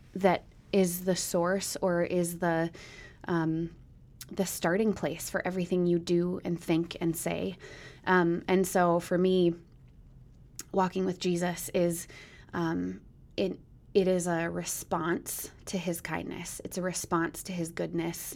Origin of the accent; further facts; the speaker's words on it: Minneapolis, Minnesota, United States; also born or lived in Minot, North Dakota; now in Eau Claire, United States; I grew up in Minnesota, but was born in North Dakota.